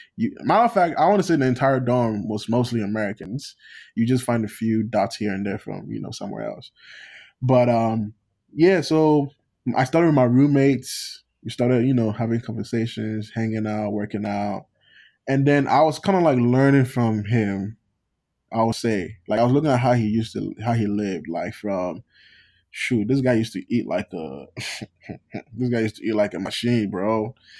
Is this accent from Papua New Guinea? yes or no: no; Ghana; moved away as an adult; now in United States; I'm Ghanaian